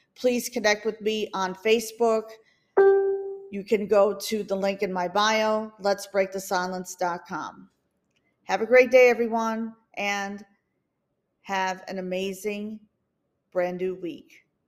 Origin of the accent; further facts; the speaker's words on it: Minnesota, United States; moved away as an adult; also born or lived in New York City; I was born and raised in Minnesota